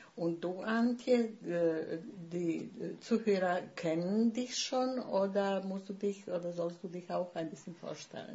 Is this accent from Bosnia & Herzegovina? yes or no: yes; Bosnia & Herzegovina; first language Bosnian; German is a second language; moved away as an adult; now in Germany; Und deshalb musste ich Bosnien verlassen. Ich wurde äh, vertrieben praktisch aus meinem Heimatort.